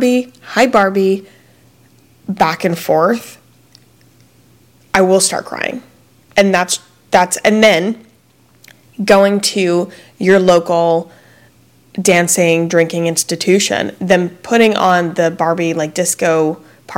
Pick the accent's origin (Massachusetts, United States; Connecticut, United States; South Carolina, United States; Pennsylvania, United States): South Carolina, United States; Fort Mill; moved away; me and my husband met in Fort Mill, South Carolina, which is a small town. We met in third grade